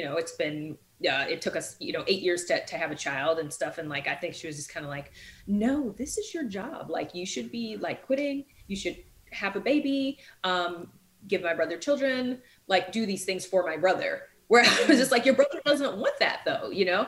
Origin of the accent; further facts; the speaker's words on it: the North, United States; moved away; also born or lived in the South; I'm from the North